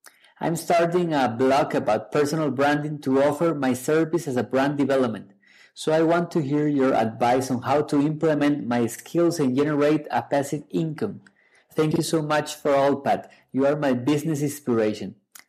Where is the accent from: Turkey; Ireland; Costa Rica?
Costa Rica; I'm from Costa Rica